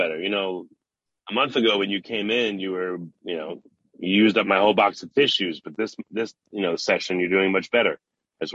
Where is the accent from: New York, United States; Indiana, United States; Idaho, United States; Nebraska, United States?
New York, United States; I'm also from New York too